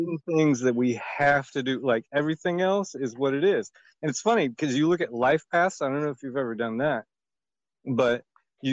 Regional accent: Indiana, United States; now in Arizona, United States; I'm from Indiana

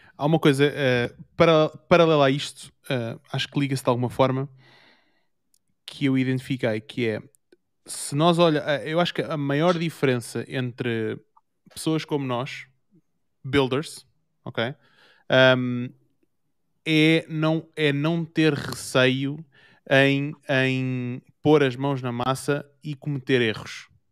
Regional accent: Portugal; now in Germany; eu sou de Portugal

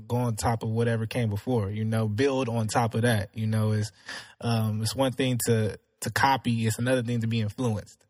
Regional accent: Houston, Texas, United States; I grew up in Houston, from the North Side

